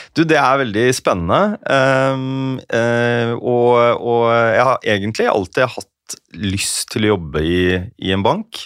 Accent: Telemark, Norway; hadde jo vært en del i lokalavisene hjemme i Telemark

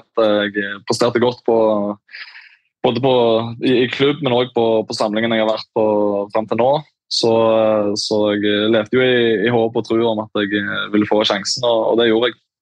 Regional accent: Sandnes, Rogaland, Norway; Jeg er jo fra, fra Sandnes

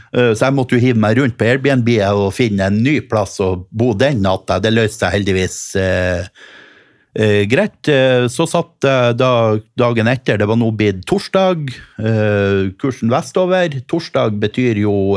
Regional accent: Helgeland, Nordland, Norway; moved away; var jeg hjemme på Helgeland

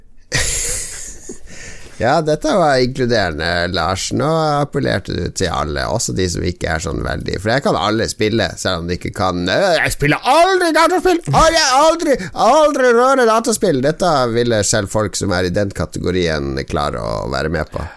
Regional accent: Harstad, Troms, Norway; accent: Northern Norwegian; now in Oslo, Norway; jeg er jo ikke fra Harstad lenger. Det er lenge siden jeg har vært i Harstad

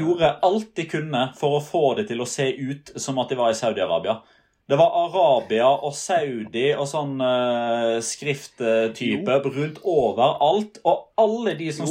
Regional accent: Norway; som nordmenn

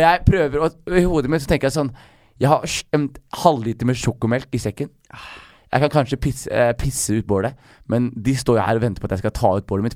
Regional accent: Skien, Telemark, Norway; I Skien, der jeg er fra

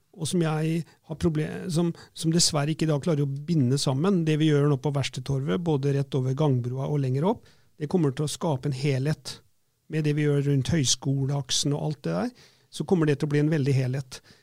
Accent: Fredrikstad, Østfold, Norway; jeg vokste opp på Selbakk og Begby

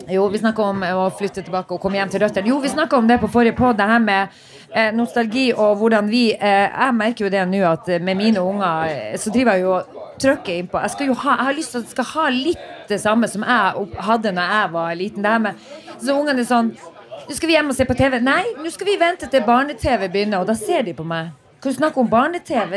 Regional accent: Narvik, Nordland, Norway; moved away as an adult; also born or lived in Oslo

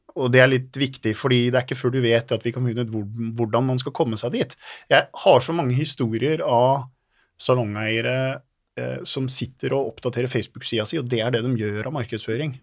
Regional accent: Halden, Østfold, Norway; jeg er fra Halden eh, og har fire barn. Og så er jeg gift, og så ja, bor jeg der og trives

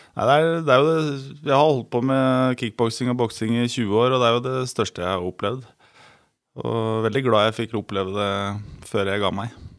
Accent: Elverum, Innlandet, Norway; jeg er fra Elverum og bodde på Søbakken

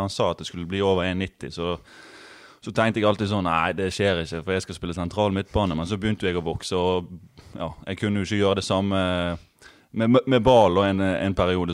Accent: Bergen, Vestland, Norway; på Møhlpris, der jeg er fra, der er det buekorps

